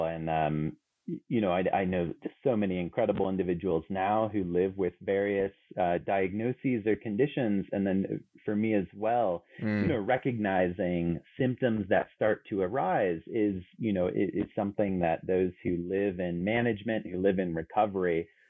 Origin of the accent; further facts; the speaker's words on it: Canary Islands, Spain; also born or lived in San Francisco, United States / Germany; So, you know, I was born in San Francisco, but grew up in both the Canary Islands and Spain and Germany.